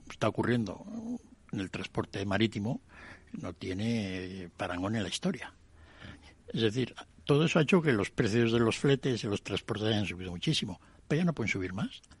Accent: Spain; Sí que de todas formas los españoles teníamos que haber sacado más

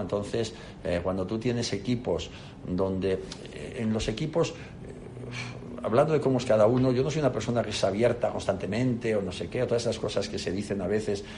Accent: León, Castile and León, Spain; also born or lived in Palencia / Oviedo; castellano leonés, nací en Palencia y me he criado en León

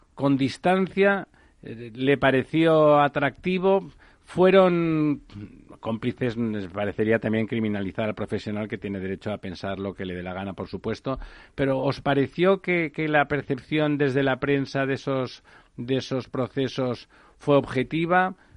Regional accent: Barcelona, Catalonia, Spain; mi ciudad natal es Barcelona

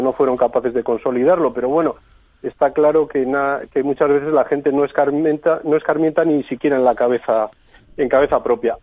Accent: Bilbao, Basque Country, Spain; yo les hablo desde Bilbao y soy bilbaíno

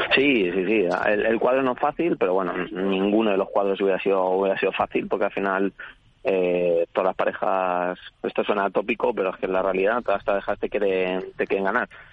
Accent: Madrid, Community of Madrid, Spain; now in Barcelona, Spain; aunque vivo en Barcelona ahora, juego, juego en casa. Yo soy de Madrid.

